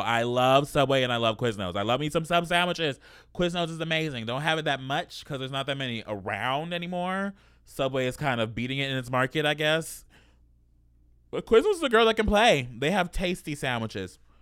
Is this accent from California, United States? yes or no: yes; Los Angeles, California, United States; born or raised there